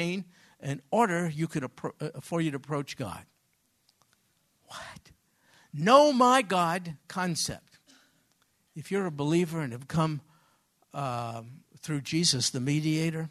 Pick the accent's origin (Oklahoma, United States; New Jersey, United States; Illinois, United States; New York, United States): New York, United States; I grew up in New York